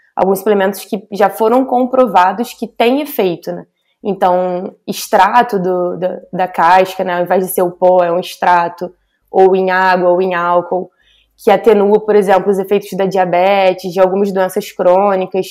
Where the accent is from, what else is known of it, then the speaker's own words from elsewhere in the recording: Rio de Janeiro, Brazil; eu sou carioca, né? Carioca da gema.